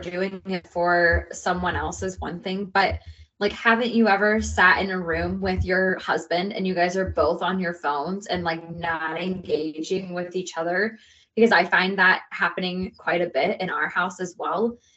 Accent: United States; I'm American.

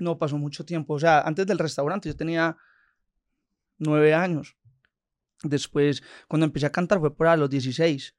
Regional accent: Envigado, Antioquia, Colombia; also born or lived in Sabaneta, Colombia; nos fuimos a vivir de Sabaneta a Envigado

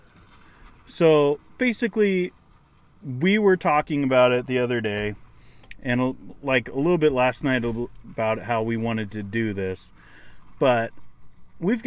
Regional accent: Seattle, Washington, United States; moved away as an adult; also born or lived in Anaheim, California; now in Canada; we're brothers. And we grew up in Seattle. I moved away.

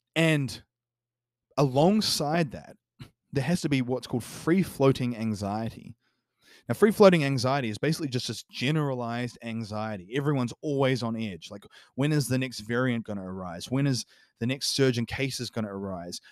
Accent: New Zealand; New Zealand, for example, my home country

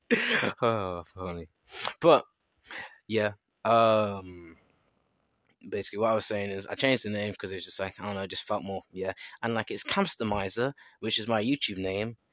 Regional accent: England, United Kingdom; I'm from England

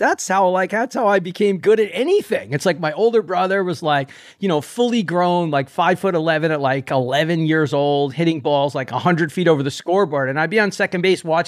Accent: New Jersey, United States; Fellow Jerseyite

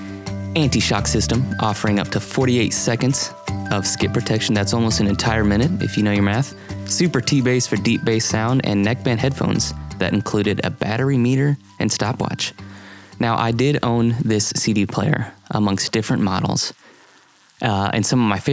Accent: Columbia, United States; the house I grew up on in Columbia

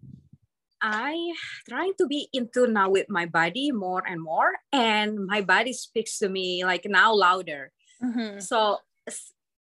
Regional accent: Indonesia; moved away; I came from Indonesia

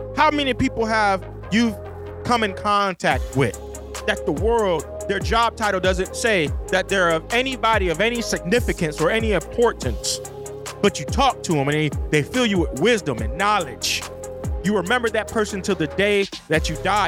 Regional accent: United States; my home country, the United States

